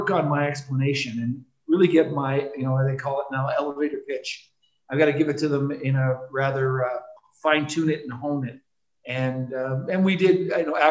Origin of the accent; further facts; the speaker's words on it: Toronto, Ontario, Canada; also born or lived in Newark, New Jersey; I grew up in Toronto. I was born in Newark, New Jersey.